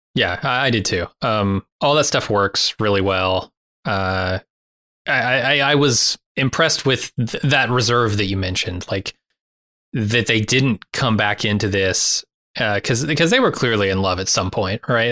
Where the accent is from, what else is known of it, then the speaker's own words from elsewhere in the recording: United States; living as an American right now